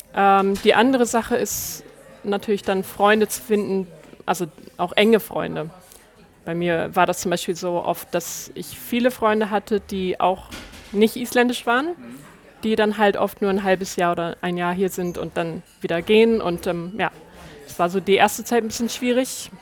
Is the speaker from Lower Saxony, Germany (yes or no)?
yes; Lower Saxony, Germany; moved away as an adult; also born or lived in Hamburg; now in Reykjavik, Iceland; ich bin in der Nähe von Hamburg aufgewachsen und dann habe ich ja, neun Jahre, glaube ich, in Hamburg gelebt